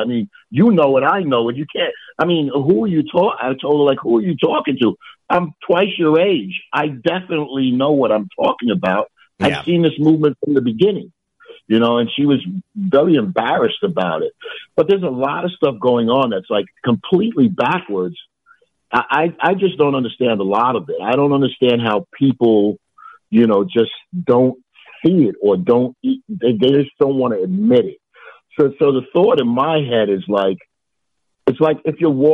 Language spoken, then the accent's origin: English; New York City, New York, United States; I grew up in New York City in the 60s and 70s